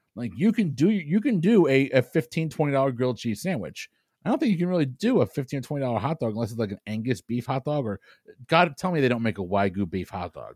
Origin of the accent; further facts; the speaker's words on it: New England, United States; I'm from New England